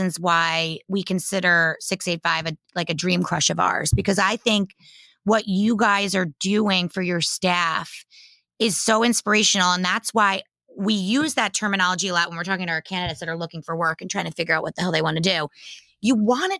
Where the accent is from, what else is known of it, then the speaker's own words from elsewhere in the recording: Old Tappan, New Jersey, United States; Old Span, New Jersey, where I grew up